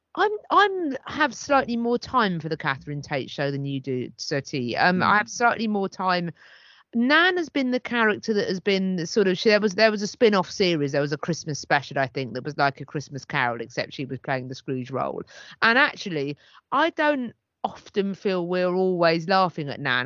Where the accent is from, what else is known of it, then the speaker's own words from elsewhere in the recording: United Kingdom; as a British person